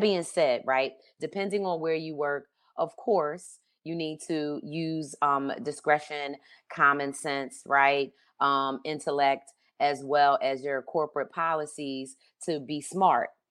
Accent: Philadelphia, Pennsylvania, United States; I grew up in Philadelphia, um, in the seventies, and I grew up in, uh, Northwest Philadelphia

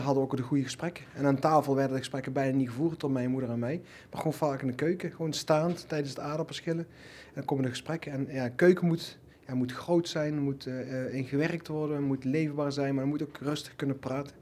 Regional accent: Netherlands; ik ben in Nederland geboren

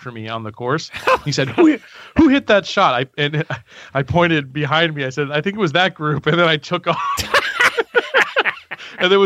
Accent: Baltimore, Maryland, United States; I grew up in Baltimore

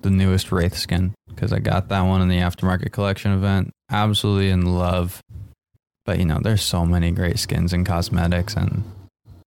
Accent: Seattle, Washington, United States; moved away as an adult; also born or lived in California; now in Portland, United States; I moved up to Seattle in elementary school

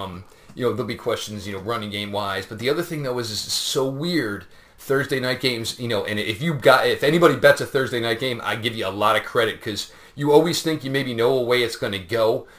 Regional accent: New Jersey, United States; moved away; I grew up in Jersey.

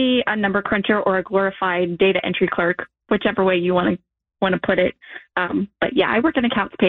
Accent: Northern Kentucky, United States; also born or lived in Denver, Colorado; I was born in Denver, Colorado, but I have lived in Kentucky my whole entire life. My mom moved back here when I was about 2 months old, so I really only know Northern Kentucky

